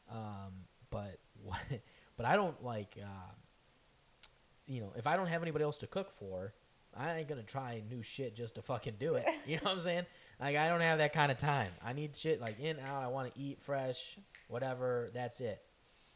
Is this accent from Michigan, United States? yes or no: no; Bolingbrook, Illinois, United States; moved away as an adult; now in Chicago, United States; I grew up in Bolingbrook for most of my life, where the IKEA is